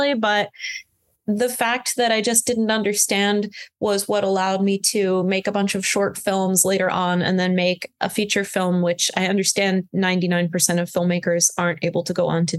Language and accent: English; Florida, United States; also born or lived in Connecticut / France; now in New York, United States; I grew up in Florida